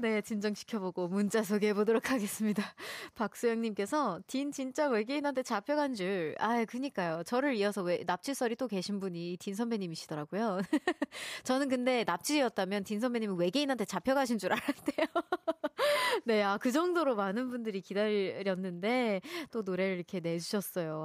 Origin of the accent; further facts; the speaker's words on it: Seoul, South Korea; also born or lived in Daejeon; 저는 서울에서 태어났습니다